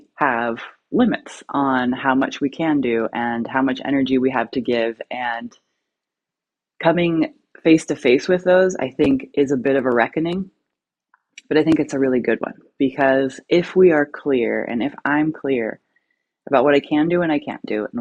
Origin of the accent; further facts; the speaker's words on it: Alaska, United States; now in Oregon, United States; I'm from Alaska. I live in Oregon.